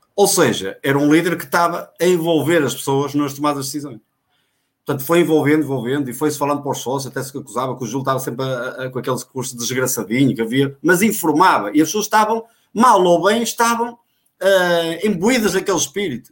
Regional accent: Guimarães, Norte, Portugal; sou natural de Vivi Guimarães, agora sou natural de Ronf

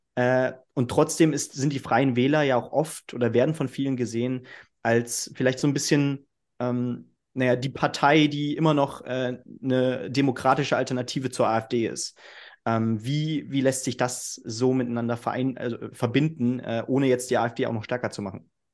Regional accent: Northern Hesse, Germany; ich komme aus Nordhessen

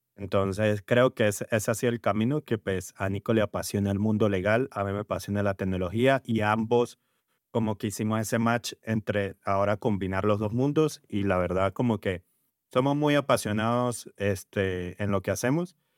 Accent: Venezuela; now in Colombia; vengo de Venezuela, ya con bastantes años aquí en, Colombia

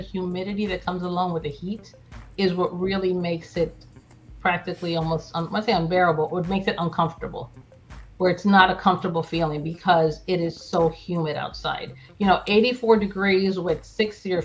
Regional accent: New Jersey, United States; now in Miami, United States; I grew up in New Jersey

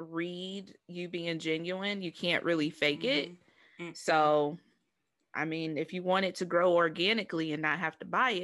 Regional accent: Ohio, United States; born or raised there

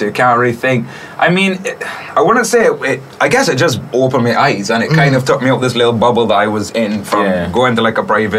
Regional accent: Barbados; moved away as an adult; also born or lived in United Kingdom / Canada; Okay, so I'm born and raised in Barbados all the way till I was 18. And then I moved away. I studied in the UK for 5 years. So, my dad is originally British.

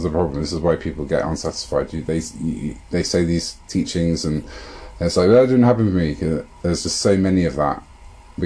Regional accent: London, United Kingdom; I'm from London

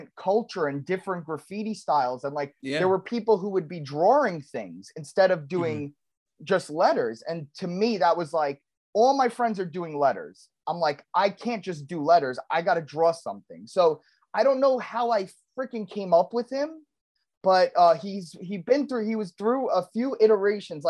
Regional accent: New York, United States; I'm Italian and I grew up in New York

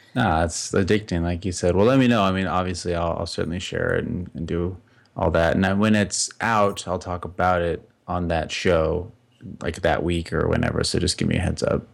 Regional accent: Las Vegas, Nevada, United States; I grew up in Las Vegas.

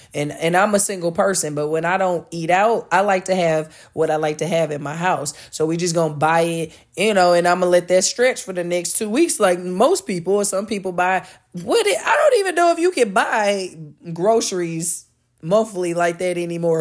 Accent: United States; speaking as an American

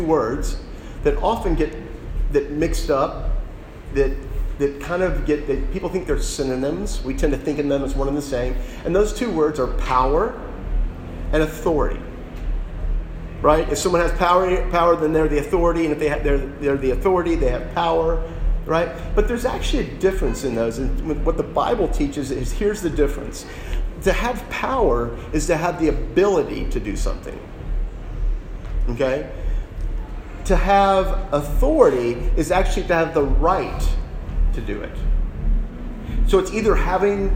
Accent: Dallas, Texas, United States; I grew up in Texas. I grew up in Dallas

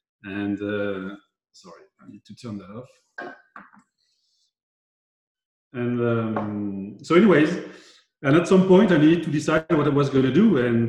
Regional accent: Montlouis-sur-Loire, Centre-Val de Loire, France; I grew up in the Loire Valley, in Montlouis-sur-Loire, to be precise.

